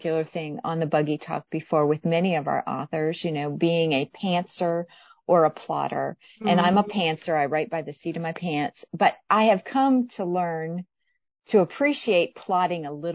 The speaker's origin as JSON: {"language": "English", "region": "Northwestern Pennsylvania", "country": "United States", "tie": "born or raised there", "said": "I grew up in Northwestern Pennsylvania"}